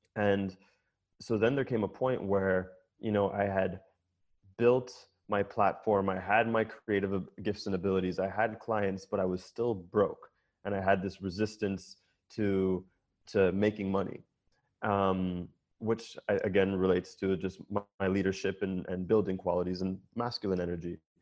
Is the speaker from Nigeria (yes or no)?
no; Jamaica; I'm Jamaican